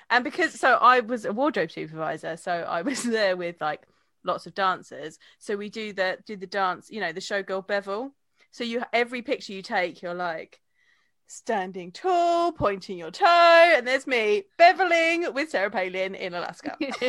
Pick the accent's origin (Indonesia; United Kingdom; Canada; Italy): United Kingdom; England; Over my head, isn't it? As an English